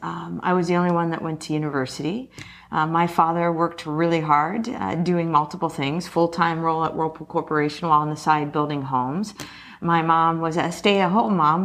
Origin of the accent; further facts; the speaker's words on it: Marion, Ohio, United States; moved away as an adult; also born or lived in Netherlands; I was born and raised in Marion, Ohio